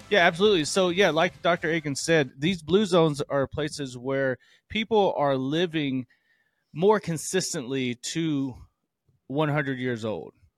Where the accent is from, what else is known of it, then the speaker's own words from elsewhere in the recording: the South, United States; moved away; I'm from the South